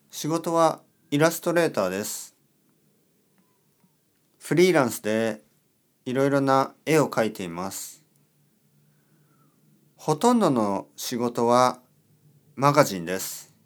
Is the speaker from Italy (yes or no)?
no; Colombia; Japanese is a second language; now in Barcelona, Spain; 私の名前はジェスカです。コロンビア出身です。今はスペインのバルセロナに住んでいます。